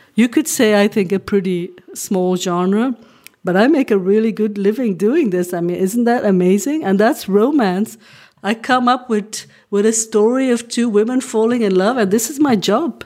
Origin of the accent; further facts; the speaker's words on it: Flanders, Belgium; first language Dutch; English is a second language; also born or lived in Hong Kong; I'm from Belgium